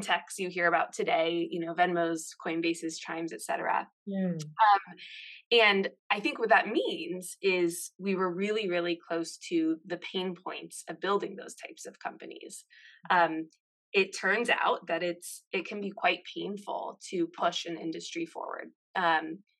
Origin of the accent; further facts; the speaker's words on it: Seattle, Washington, United States; moved away as an adult; also born or lived in San Francisco; I grew up in Seattle, sort of in the pre-Amazon era.